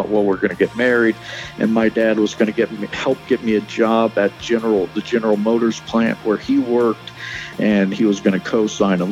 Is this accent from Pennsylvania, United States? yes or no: no; Cincinnati, Ohio, United States; moved away as an adult; now in Arizona, United States; Born and raised in Cincinnati